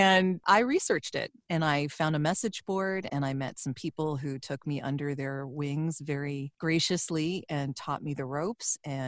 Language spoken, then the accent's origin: English; Toronto, Ontario, Canada; I grew up in Toronto, Canada, so I am living just north of that right now